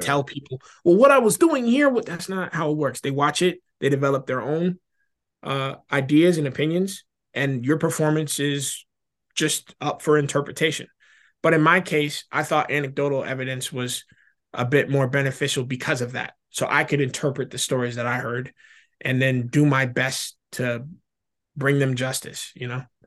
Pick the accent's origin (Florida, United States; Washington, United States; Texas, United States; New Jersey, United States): Florida, United States; I'm from Florida